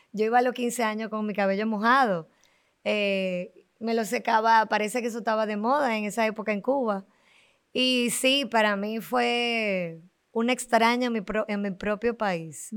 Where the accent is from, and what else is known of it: Dominican Republic